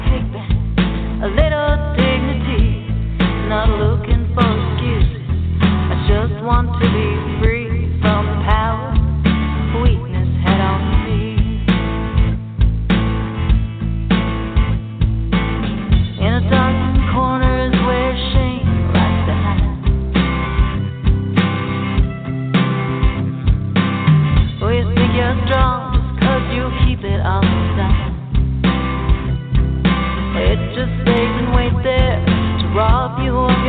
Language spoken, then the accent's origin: English; Canada; accent: Canadian; my Canadian accent